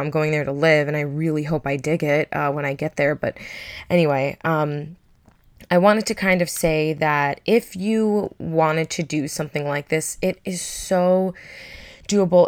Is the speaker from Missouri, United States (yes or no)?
no; Long Island, New York, United States; moved away as an adult; I'm from Long Island